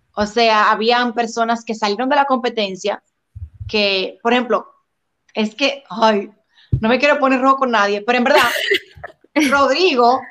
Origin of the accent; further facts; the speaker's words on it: Dominican Republic; en mi país sentí mucho el apoyo